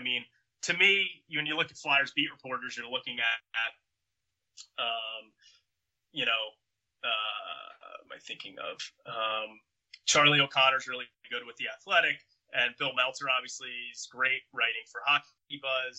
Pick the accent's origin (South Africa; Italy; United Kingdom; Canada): Canada; a Canadian